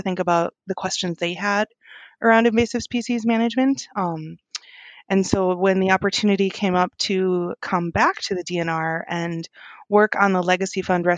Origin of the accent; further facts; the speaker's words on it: Mankato, Minnesota, United States; I grew up near Mankato, Minnesota